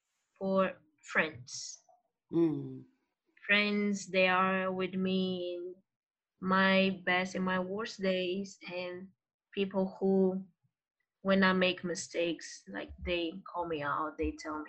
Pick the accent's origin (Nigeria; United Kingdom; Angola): Angola; first language Portuguese; English is a second language; moved away as an adult; now in United States; I am originally from Angola. I came to the US almost 5 years ago, and my first language is Portuguese